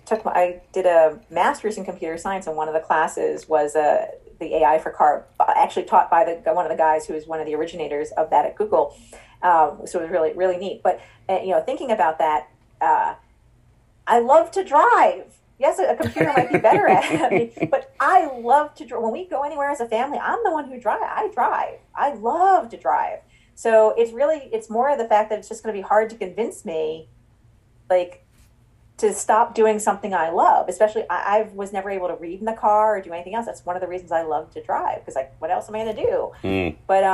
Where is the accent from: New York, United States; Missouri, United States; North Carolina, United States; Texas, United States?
New York, United States; Long Island; I grew up on Long Island